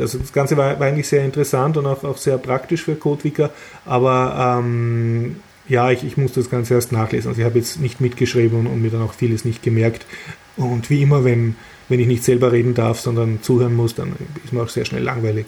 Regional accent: Austria; als Österreicher

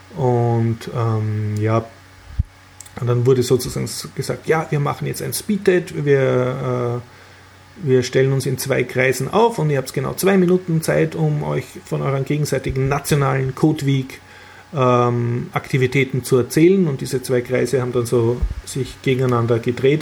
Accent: Austria; als Österreicher

